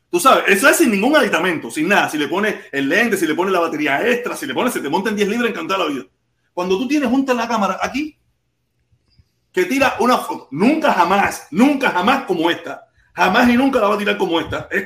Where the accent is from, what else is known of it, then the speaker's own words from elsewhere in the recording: Cuba; moved away; teníamos, con la que era mi esposa, con la que yo vine de Cuba, tenía miles de, miles de fotos